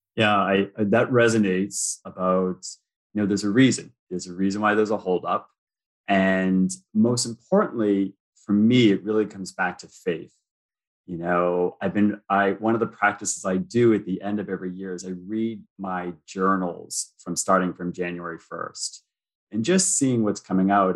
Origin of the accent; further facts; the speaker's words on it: United States; moved away as an adult; now in Toronto, Canada; I'm American, but I live in Toronto.